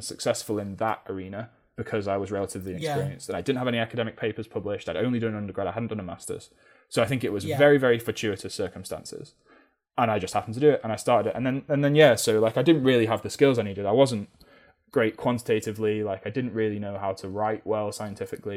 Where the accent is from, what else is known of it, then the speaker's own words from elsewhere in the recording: Manchester, North West England, United Kingdom; moved away as an adult; now in Cornwall, United Kingdom; growing up in Manchester